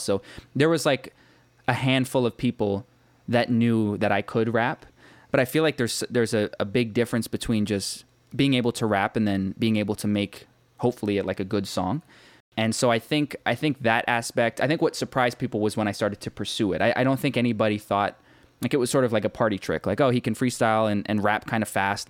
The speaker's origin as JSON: {"language": "English", "town": "Markham", "region": "Ontario", "country": "Canada", "tie": "born or raised there", "said": "I grew up in Markham, which is a small suburb about thirty minutes northeast of Toronto in Canada."}